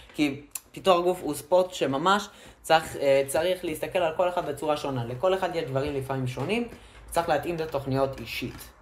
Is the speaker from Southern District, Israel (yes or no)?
yes; Ashkelon, Southern District, Israel; אנחנו מאשקלון